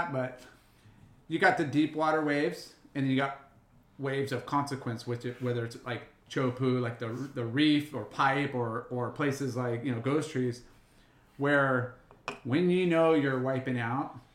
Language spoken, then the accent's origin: English; Huntington Beach, California, United States; I'm from Huntington